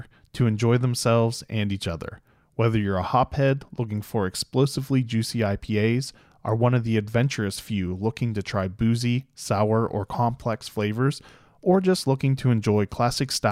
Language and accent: English; Pittsburgh, Pennsylvania, United States; now in Frederick, United States; I grew up outside of Pittsburgh